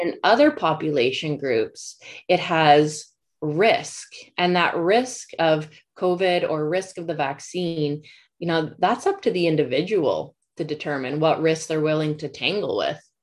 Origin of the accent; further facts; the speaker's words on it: Canada; as a Canadian